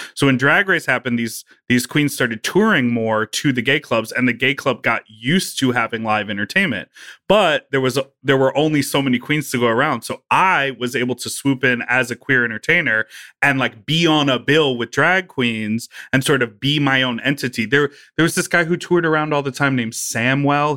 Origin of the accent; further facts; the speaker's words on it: Evanston, Illinois, United States; also born or lived in Chicago; I was born and raised in Evanston